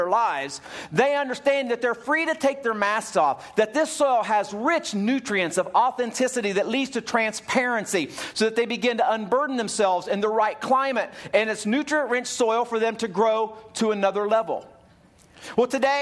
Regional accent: Ohio, United States; When I was a little kid, growing up in Ohio, we lived out in the hillside

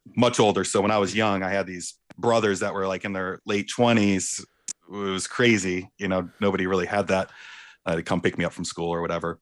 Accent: Warren, Michigan, United States; also born or lived in Clarkston, Michigan / Chicago / Ferndale, Michigan; I was born in Warren, Warren, Michigan, and my parents In nineteen ninety-eight, decided, uh, my mom decided she wanted to build a house

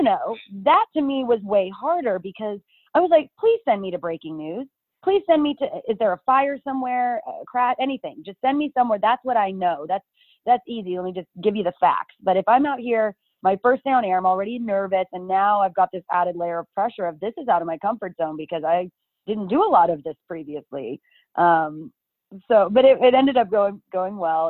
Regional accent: Dallas, Texas, United States; also born or lived in Austin, Texas / Midland/Odessa, Texas; I grew up in the Dallas area

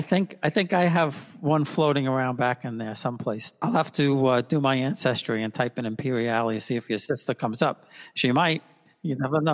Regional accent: New York City, New York, United States; we're all from Queens

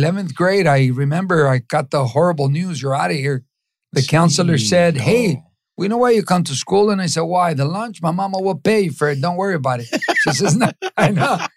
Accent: Los Angeles, California, United States; also born or lived in Mexico; I grew up in East

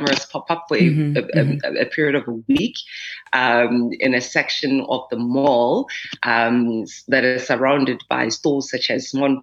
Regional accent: South Africa; as a South African African woman with melanin-rich skin

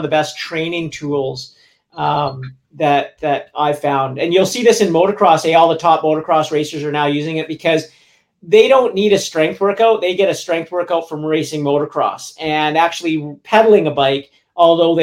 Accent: Vancouver, British Columbia, Canada; also born or lived in Squamish / Whistler; where I grew up in Vancouver and Squamish

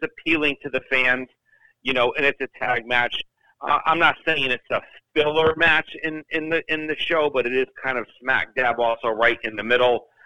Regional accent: Connecticut, United States; growing up in Connecticut

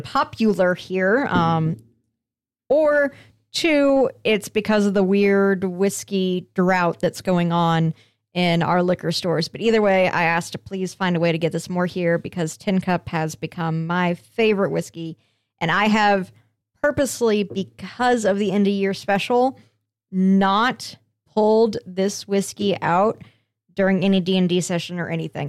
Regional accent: Colorado, United States; moved away; my home state of Colorado

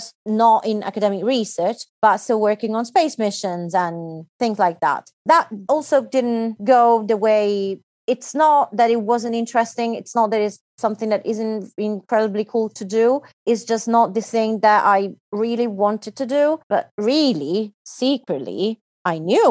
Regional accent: Italy; moved away as an adult; also born or lived in United Kingdom / China / Germany; I was born in Italy and that's where I did all my studies.

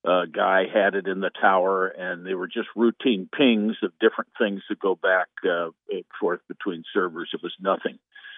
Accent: Indiana, United States; I'm a Hoosier from Indiana.

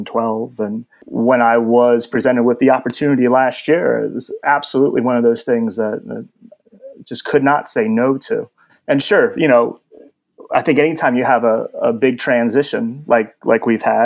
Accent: New Jersey, United States; For me, growing up in New Jersey

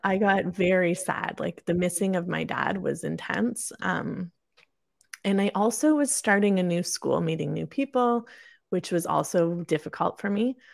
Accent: Kingston, Ontario, Canada; also born or lived in Perth, Ontario; I was born and raised in Kingston, Ontario, Canada

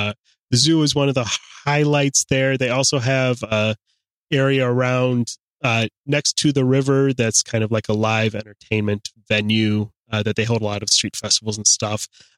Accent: Akron, Ohio, United States; I'm from right outside of Akron. I went to high school in Akron.

